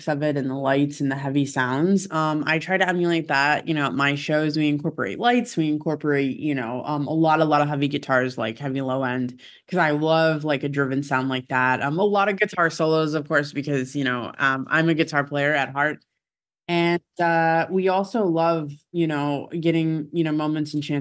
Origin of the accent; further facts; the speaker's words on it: Syracuse, New York, United States; moved away; my hometown, which is Syracuse